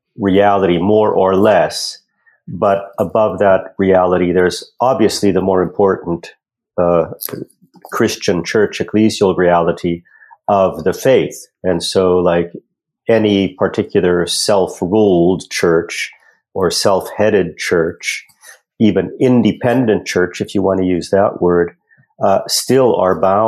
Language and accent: English; Western Pennsylvania, United States; moved away as an adult; now in Canada; I'm originally from Western Pennsylvania